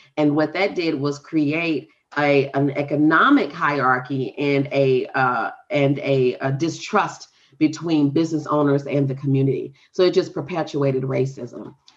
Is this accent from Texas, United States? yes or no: yes; Texas, United States; the rural town I grew up in in Texas